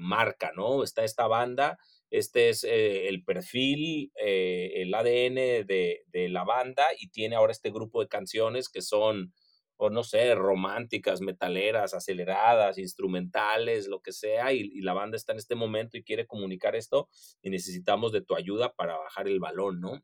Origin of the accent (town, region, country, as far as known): Mexico